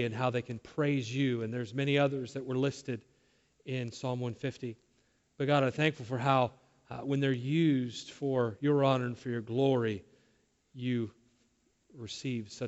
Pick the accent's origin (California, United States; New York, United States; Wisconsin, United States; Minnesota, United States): California, United States; Southern; I was raised down in Southern California.